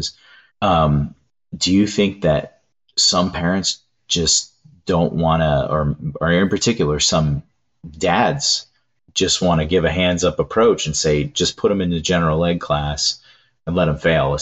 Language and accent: English; Southern California, United States; growing up in Southern California